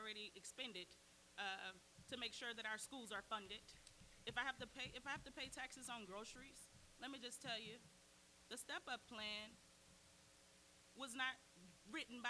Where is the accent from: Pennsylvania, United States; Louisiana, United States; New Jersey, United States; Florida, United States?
Louisiana, United States; now in Oklahoma, United States; I grew up in Louisiana